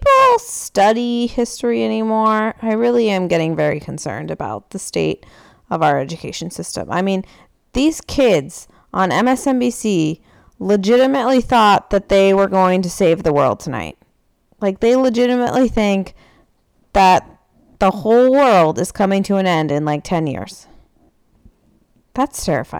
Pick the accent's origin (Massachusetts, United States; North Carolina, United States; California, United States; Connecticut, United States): California, United States; San Francisco; I grew up in San Francisco. I went to public school